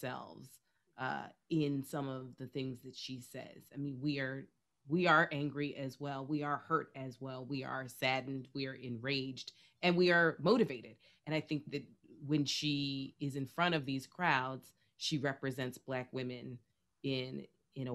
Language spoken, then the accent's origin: English; New York City, New York, United States; as a New Yorker